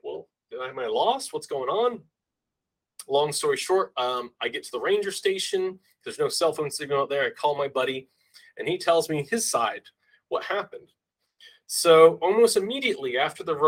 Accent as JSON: {"language": "English", "town": "Harlingen", "region": "Texas", "country": "United States", "tie": "born or raised there", "also_born_or_lived": "Colorado", "said": "my hometown in Harlingen, Texas"}